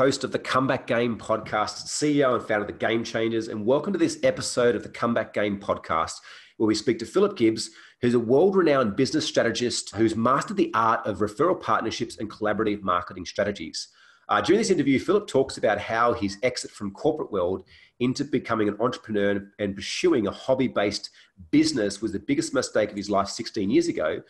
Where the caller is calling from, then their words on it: Canggu, Bali, Indonesia; And I'm actually calling in from Canggu, Bali, Indonesia, from my place here as well.